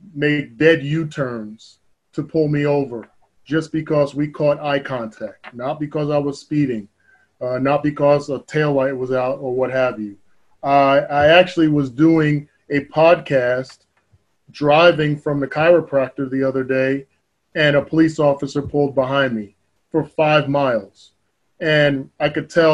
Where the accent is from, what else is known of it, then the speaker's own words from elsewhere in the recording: New Jersey, United States; moved away; I grew up in North Jersey, where most of the guys I graduated with are either police or firemen.